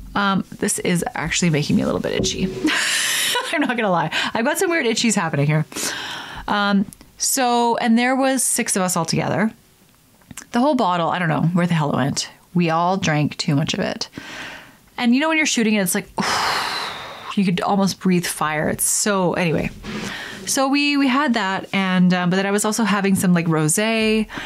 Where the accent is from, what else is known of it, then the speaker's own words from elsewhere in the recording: Canada; I'm Canadian